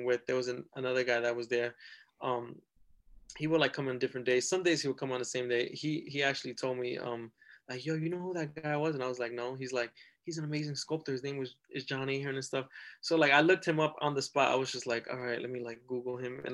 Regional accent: New York City, New York, United States; I grew up in the South Bronx

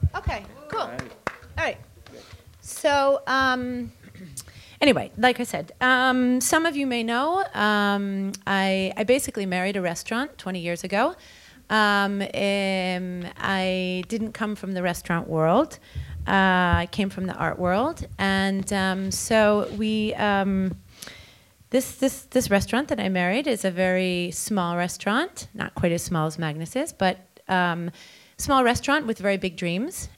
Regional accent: New York, United States; growing up as a New Yorker

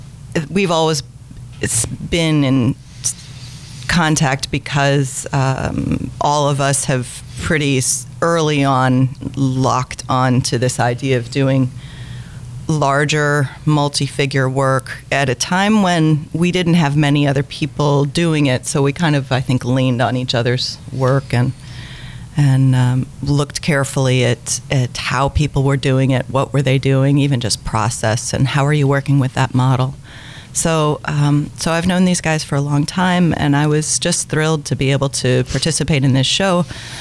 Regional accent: Brooklyn, New York, United States; I am from Brooklyn.

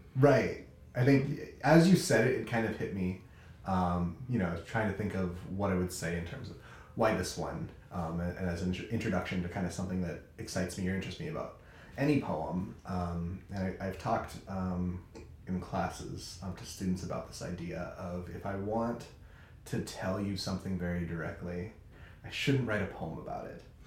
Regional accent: California, United States; now in Chicago, United States; I am a Californian living in Chicago

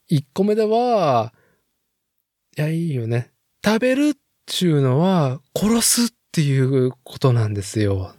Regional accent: Nagoya, Aichi, Japan; 名古屋生まれ、名古屋育ちの人間

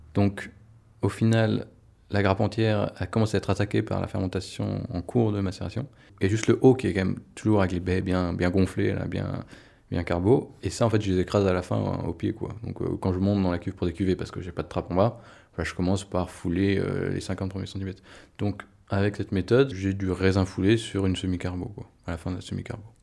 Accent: France; moved away; je redécouvrais un peu ma région natale

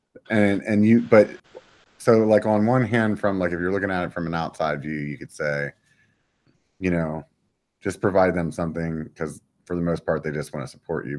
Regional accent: York, Pennsylvania, United States; moved away; I'm from Pennsylvania

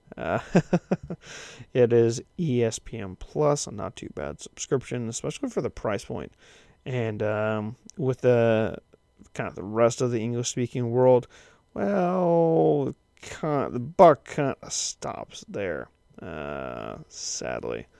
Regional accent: United States; now in Kansas, United States; as an American

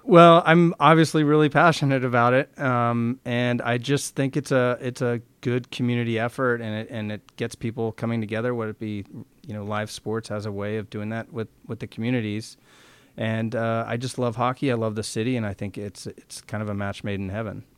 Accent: San Francisco, Oakland area, California, United States; now in Seattle, United States; Growing up in San Francisco, Oakland area, hockey didn't exist

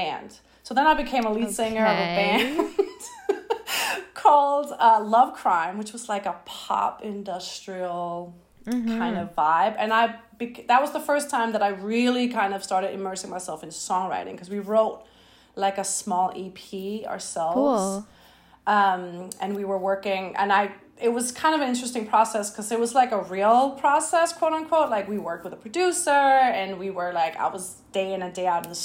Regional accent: Denmark; moved away as an adult; now in Brooklyn, United States; I live in Brooklyn right now. I'm from Denmark originally

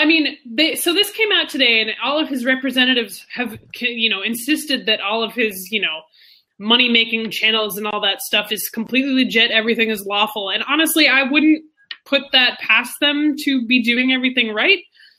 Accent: Monaco; So, well, it's because I'm from Monaco

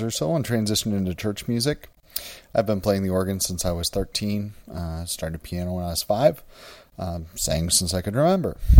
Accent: Wisconsin, United States; moved away as an adult; also born or lived in Nebraska; now in Houston, United States; I grew up in Wisconsin

